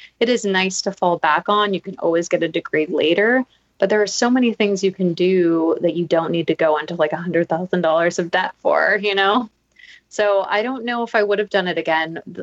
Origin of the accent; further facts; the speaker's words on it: Maui, Hawaii, United States; I grew up in Maui